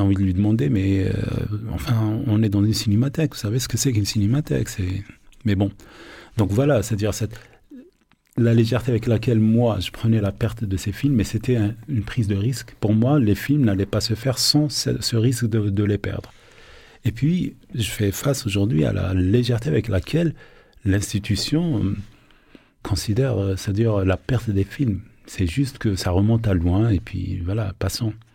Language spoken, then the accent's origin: French; Algeria; born or raised there